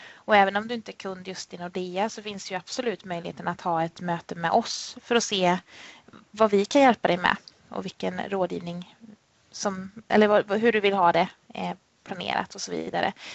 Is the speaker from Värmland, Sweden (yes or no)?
yes; Värmland, Sweden; moved away as an adult; now in Jönköping, Sweden; född och uppväxt i Värmland men kom ner hit till Småland då 2007 där jag jobbar och bor.